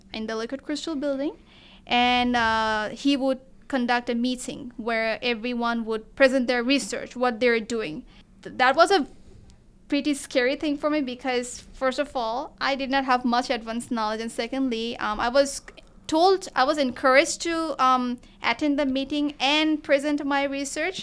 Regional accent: Bangladesh; moved away as an adult; now in Kent, United States; I am from Bangladesh, so our cuisine is pretty much similar to the Indian cuisine

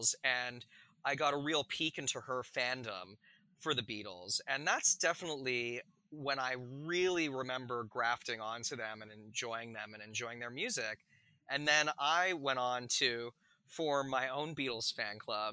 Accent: Calgary, Alberta, Canada; I grew up in Western Canada in Calgary

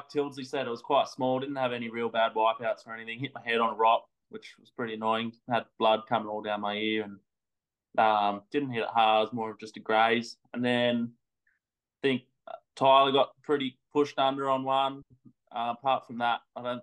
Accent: Sydney, New South Wales, Australia; I've grown up North Narrabeen, Sydney, pretty epic spot

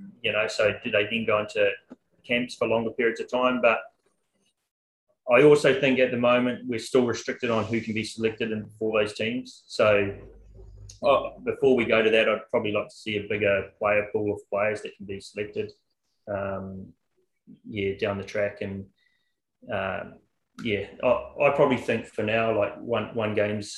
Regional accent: New Zealand; moved away as an adult; now in Australia; I am a Kiwi

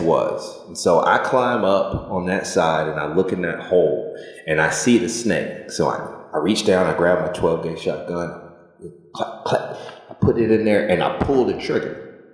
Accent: Stockbridge, Georgia, United States; I grew up in Stockbridge, Georgia, outside of Atlanta, Georgia

